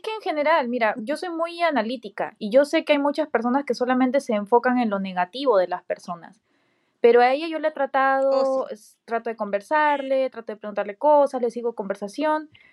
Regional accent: Peru; moved away as an adult; now in United States; todos los cursos, diplomados, certificados, eh, cosas que he tomado en Perú

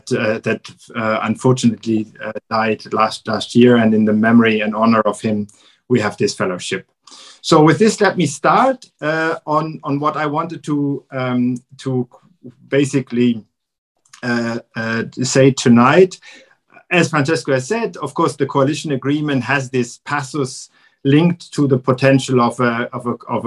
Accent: Frankfurt, Hesse, Germany; I grew up in Frankfurt. And in my childhood and youth, I was also quite involved in the cooperation with the twin towns

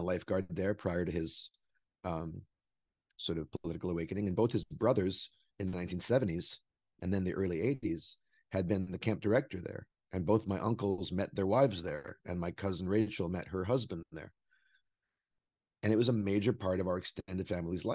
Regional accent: Vancouver, British Columbia, Canada; also born or lived in Brooklyn, New York; now in New York, United States; I was born in Vancouver, British Columbia, Canada, and I grew up there.

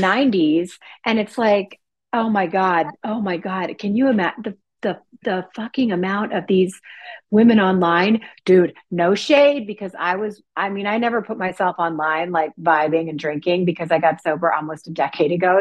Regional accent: East Coast, United States; moved away; I'm originally from the East Coast.

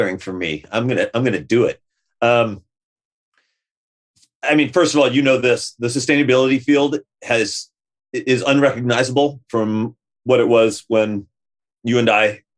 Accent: west coast of Florida, United States; moved away as an adult; also born or lived in Boston, Massachusetts, United States; now in Santa Cruz, United States; I was born in Boston. My parents met in Boston. My dad grew up in Boston. We lived there for 3 or 4 years before ultimately my parents moved to the west coast of Florida

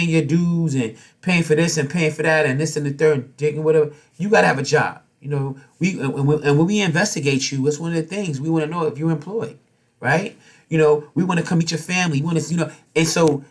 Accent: New York City, New York, United States; We grew up in Harlem.

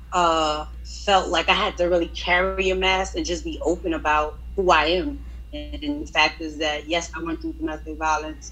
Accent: Cross, South Carolina, United States; moved away; I'm originally from Cross, South Carolina, you know, back in the woods over there

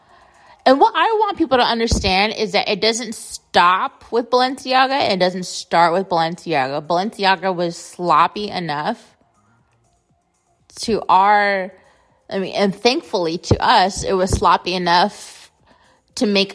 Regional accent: United States; I grew up in America.

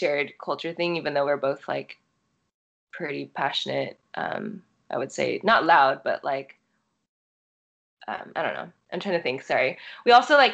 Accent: Torrance, California, United States; I am American born, like born in Torrance, but I feel like I was raised like, I don't know, both my parents are from Taiwan

